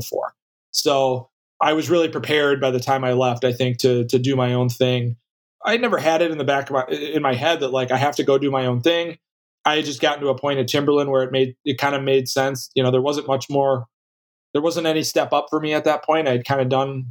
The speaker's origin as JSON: {"language": "English", "town": "Madison", "region": "Wisconsin", "country": "United States", "tie": "born or raised there", "also_born_or_lived": "California", "moved": "yes", "lives_now": "Minneapolis, United States", "said": "I grew up in Madison mostly"}